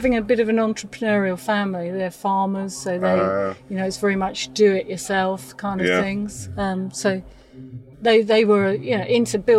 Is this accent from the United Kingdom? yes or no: yes; United Kingdom; We're very British in standing in line and waiting for people to give compliments rather than to push ourselves out there.